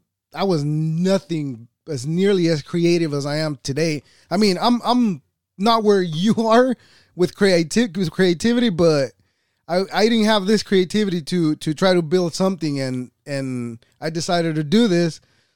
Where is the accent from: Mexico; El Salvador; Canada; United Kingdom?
El Salvador; I was born in El Salvador.